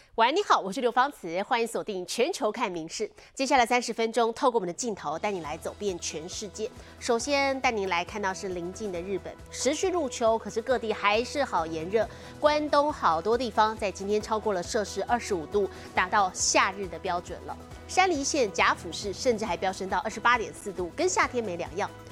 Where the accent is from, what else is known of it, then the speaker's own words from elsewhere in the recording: Taiwan; 现在就连我们台湾人相当喜欢去旅游的南韩也被攻陷了